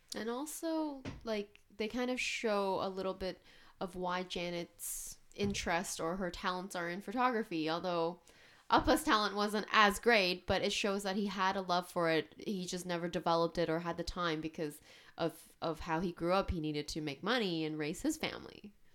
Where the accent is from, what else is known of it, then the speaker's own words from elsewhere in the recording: Canada; first language English; I was born and raised here. I speak English perfectly